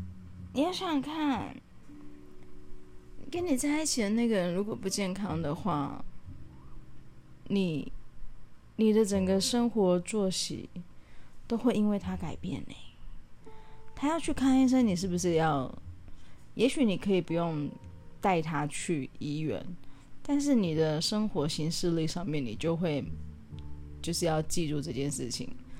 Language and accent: Chinese; Taiwan; 然后呢，对，因为我土生土长台湾人啊，我只是，我只是就是，对，我也不知道为什么我讲话口音，哎，我其实改很多哎。我记得我刚回来的时候，我的口音听起来更讨厌。